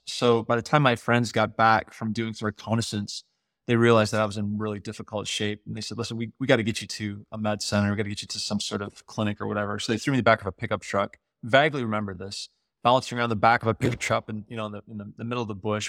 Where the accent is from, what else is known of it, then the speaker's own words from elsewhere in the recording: United States; when you show up in Africa as an American or someone from the West